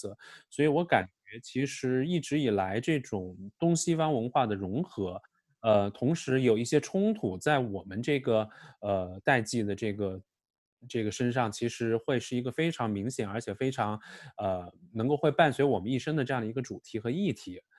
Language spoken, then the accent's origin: Chinese; Wuhan, Hubei, China; now in Beijing, China; 嗯、我是武汉人，嗯、我在北京先是读书，然后后来一直在这里工作生活，有二十多年了。